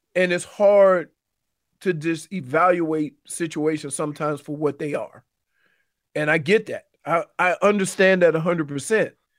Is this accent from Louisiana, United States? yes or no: yes; New Orleans, Louisiana, United States; moved away; my hometown team, the Saints